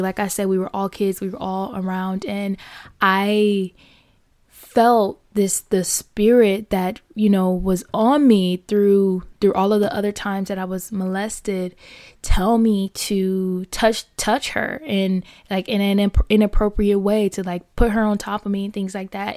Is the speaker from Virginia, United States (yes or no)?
no; Fort Lauderdale, Florida, United States; born and raised in Fort Lauderdale, Florida